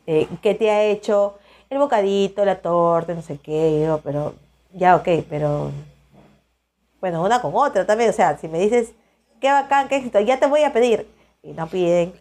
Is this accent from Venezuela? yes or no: no; Peru; soy de Perú